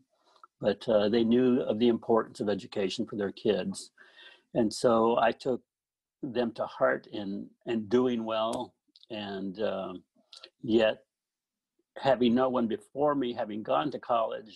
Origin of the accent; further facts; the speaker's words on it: Phoenix, Arizona, United States; moved away as an adult; also born or lived in Gilbert, Arizona / Ithaca, New York; I grew up in Phoenix, Arizona, South Phoenix, and actually started out in a smaller town in Gilbert, Arizona